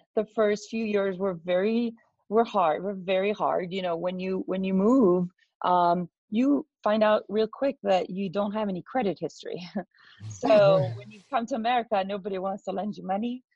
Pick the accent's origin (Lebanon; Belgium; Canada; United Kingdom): Belgium; I'm actually from Belgium. So, a tiny little country in Europe